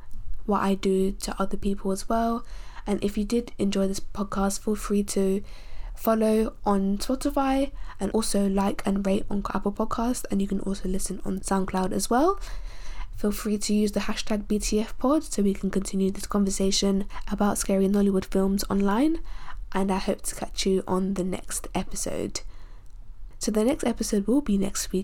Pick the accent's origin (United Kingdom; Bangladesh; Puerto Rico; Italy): United Kingdom; being a Nigerian born in the UK